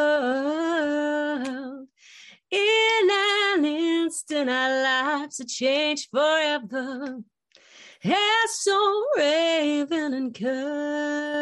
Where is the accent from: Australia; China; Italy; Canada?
Australia; I am Australian, it's M-U-M, mum